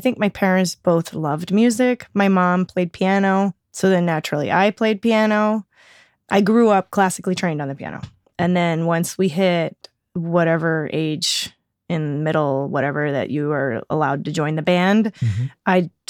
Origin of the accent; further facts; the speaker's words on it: Oregon, United States; born there; also born or lived in Florida / Alabama; So I was born in Oregon. I lived there for 5 years. And then we just kind of bounced around a lot.